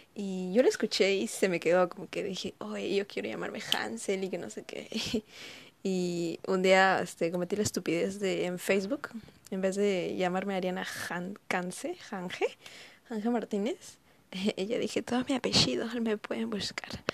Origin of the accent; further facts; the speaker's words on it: Ayacucho, Peru; soy de Ayacucho y mi apellido es de ahí